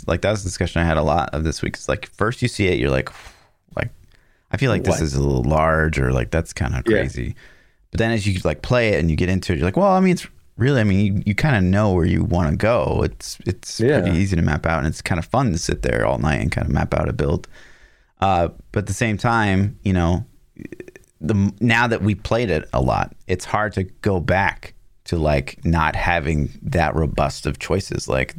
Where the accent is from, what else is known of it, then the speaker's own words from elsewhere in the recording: Midwest, United States; we're from the Midwest